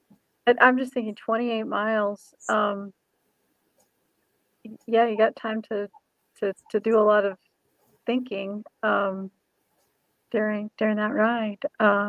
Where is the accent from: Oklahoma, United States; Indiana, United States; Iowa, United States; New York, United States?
Indiana, United States; I grew up in Indiana